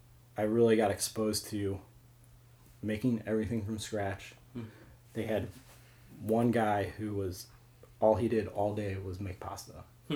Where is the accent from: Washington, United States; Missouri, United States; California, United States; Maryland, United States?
Missouri, United States; St. Louis; also born or lived in Kirksville, Missouri / New York; I grew up in St. Louis. Grew up in Baldwin, moved to Fenton, then went to Truman State in Kirksville, then moved back here for a while.